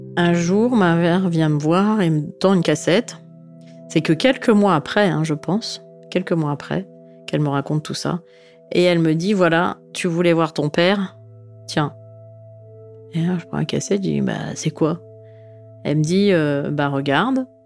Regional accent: Sofia, Sofia City, Bulgaria; Je suis née à Sofia, en Bulgarie

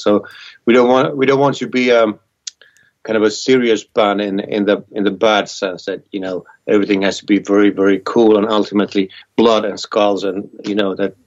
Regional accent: Vienna, Austria; I was born in Vienna, a big city in Austria.

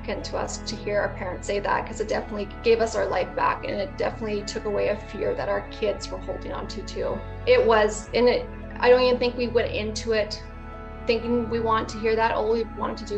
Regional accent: Brandon, Manitoba, Canada; I'm from Brandon, Manitoba, Canada

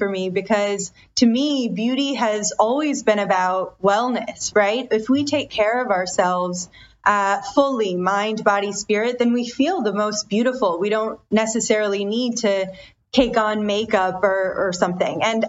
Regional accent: Detroit, Michigan, United States; I was born and raised in Detroit, in the surrounding Detroit area, but my parents are immigrants from India.

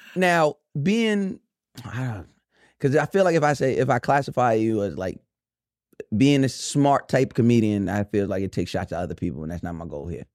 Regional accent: New York, United States; we're from New York

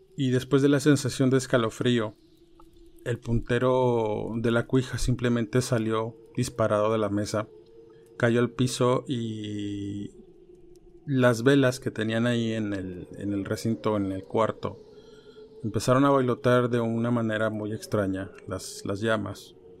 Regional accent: Ciudad Madero, Tamaulipas, Mexico; yo soy oriundo de ahí, soy originario de Ciudad Madero, Tamaulipas.

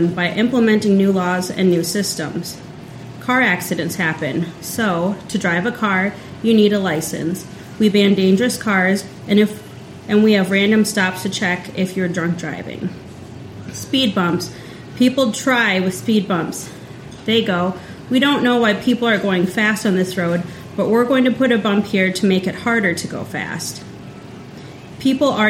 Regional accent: Central South Dakota, United States; growing up in Central South Dakota

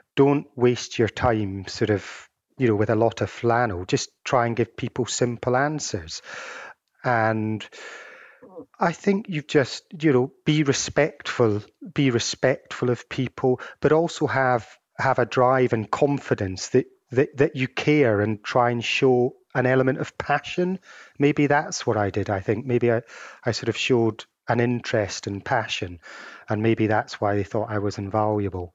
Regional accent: Edinburgh, Scotland, United Kingdom; moved away; also born or lived in Glasgow; my hometown of, uh, Edinburgh

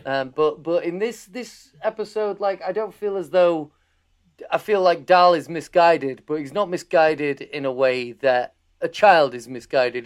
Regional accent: Harrogate, Yorkshire and the Humber, United Kingdom; I'm from, I'm from Harrogate.

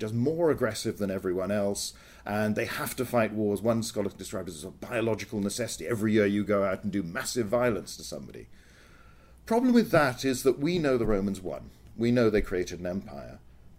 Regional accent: United Kingdom; I'm British, so I've lived in a very comfortable, secure environment all my life.

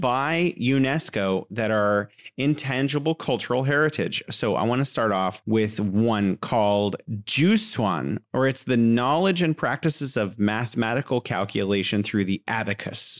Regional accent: California, United States; moved away as an adult; now in Wuhan, China; I'm originally from California, but living here in beautiful Wuhan, China

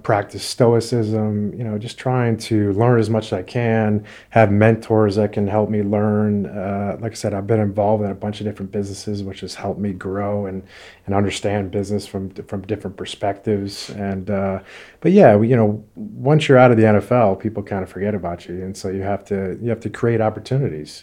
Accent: Connecticut, United States; I grew up in Connecticut

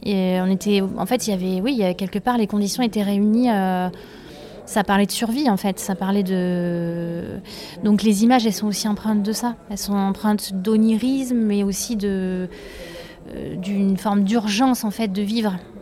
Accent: Drôme, Auvergne-Rhône-Alpes, France; also born or lived in Ardèche; moi je viens de la Drôme et du coup euh, c'est un endroit où il y a beaucoup de rivières. Enfin, je suis à la fois dromoise et ardéchoise

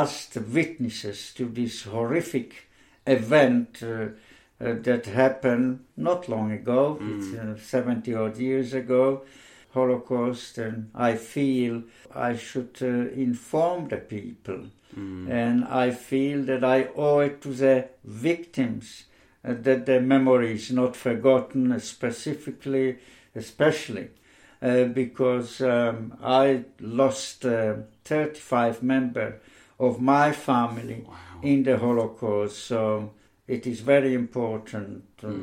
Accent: Slovakia; now in Ireland; I was born in Slovakia. I'm living in Ireland for over 60 years, so I'm an Irish citizen.

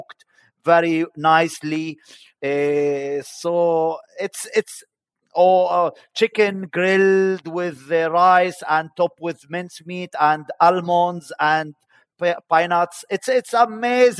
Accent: Bethlehem, West Bank, Palestine; moved away as an adult; also born or lived in Greece / Turkey / Berlin; now in Dublin, Ireland; I'm from Bethlehem, and I raised in Bethlehem, and I studied in Bethlehem

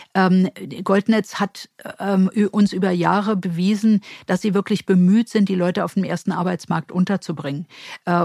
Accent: Berlin, Germany; die einzige gebürtige Berlinerin

